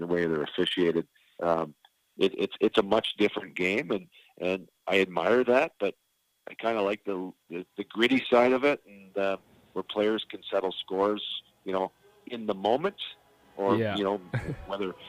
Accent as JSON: {"language": "English", "town": "Markham", "region": "Ontario", "country": "Canada", "tie": "born or raised there", "also_born_or_lived": "Stouffville, Ontario", "moved": "yes", "lives_now": "Laguna Beach, United States", "said": "I grew up in Markham and Stouffville, which is about 20-30 miles northeast of Toronto."}